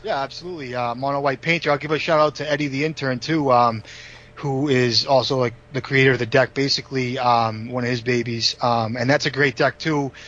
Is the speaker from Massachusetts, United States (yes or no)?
yes; Boxford, Massachusetts, United States; now in Stoneham, United States; I grew up on the North Shore